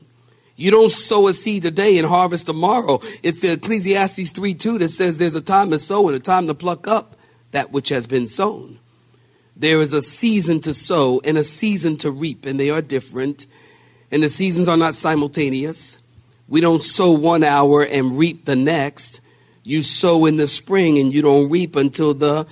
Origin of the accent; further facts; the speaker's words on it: Philadelphia, Pennsylvania, United States; we're from Philadelphia